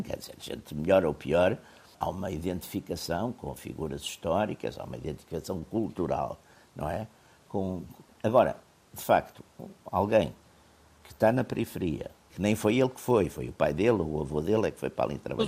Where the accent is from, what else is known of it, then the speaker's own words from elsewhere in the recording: Portugal; eu sou português